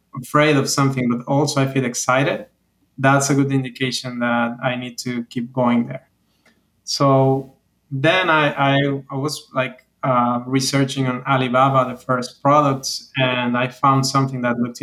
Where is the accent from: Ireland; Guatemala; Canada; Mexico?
Mexico; moved away as an adult; also born or lived in Veracruz, Mexico / Mexico City, Mexico; now in Miami, United States; I've been living here for the last 5 years, but I'm originally from Mexico.